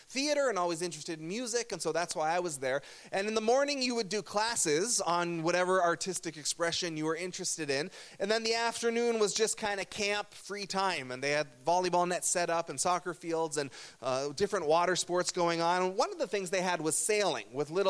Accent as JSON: {"language": "English", "town": "Burlington", "region": "Ontario", "country": "Canada", "tie": "born or raised there", "said": "I grew up in Burlington, Ontario, which is in a region called Halton"}